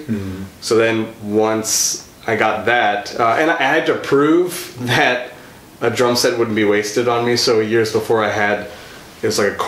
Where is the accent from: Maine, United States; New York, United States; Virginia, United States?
Virginia, United States; Virginia Beach; also born or lived in Sri Lanka (parents); now in Franklin, United States; I was born and raised in Virginia, in the Virginia Beach, Norfolk area